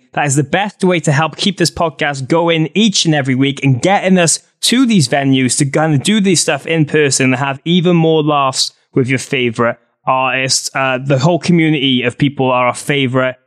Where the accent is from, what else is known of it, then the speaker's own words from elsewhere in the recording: Wales, United Kingdom; I'm this Welsh idiot